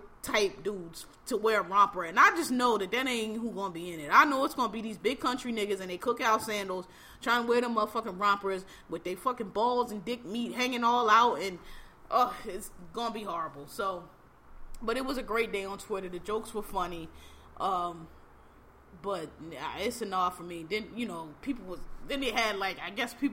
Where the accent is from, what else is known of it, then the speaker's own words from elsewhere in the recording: Philadelphia, Pennsylvania, United States; I'm from Philly, Philadelphia, born and raised